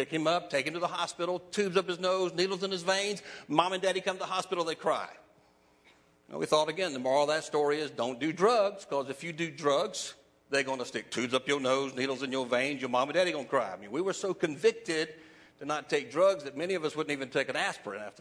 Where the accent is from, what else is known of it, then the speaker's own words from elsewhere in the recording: the Carolinas, United States; moved away as an adult; also born or lived in Sanford, North Carolina / Charleston, South Carolina; I grew up in the Carolinas, North and South Carolina